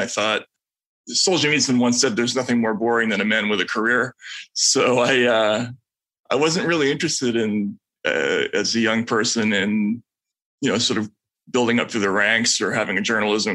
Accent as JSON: {"language": "English", "region": "New England", "country": "United States", "tie": "born or raised there", "also_born_or_lived": "New Brunswick, New Jersey"}